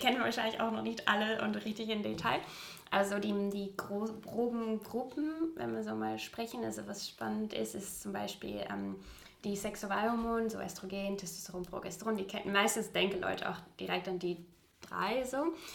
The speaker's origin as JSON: {"language": "German", "region": "Utrecht", "country": "Netherlands", "second_language": "German", "moved": "as an adult", "lives_now": "Hamburg, Germany", "said": "ich komme aus Utrecht äh, tatsächlich, Utrecht"}